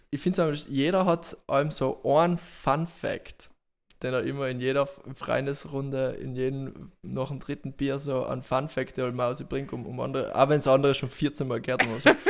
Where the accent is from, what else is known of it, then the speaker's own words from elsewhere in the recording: Trentino-Alto Adige, Italy; als Südtiroler warst du gefragt so, zu wem hilfst du nicht